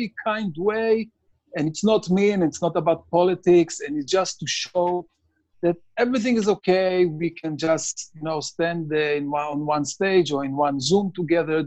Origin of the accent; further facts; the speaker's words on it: Israel; moved away as an adult; also born or lived in Tel Aviv; now in United States; I'm born and raised in Israel.